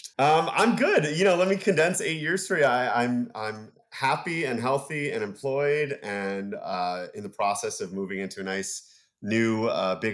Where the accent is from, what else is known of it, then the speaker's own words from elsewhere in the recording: Rutherford, New Jersey, United States; I grew up in Rutherford, New Jersey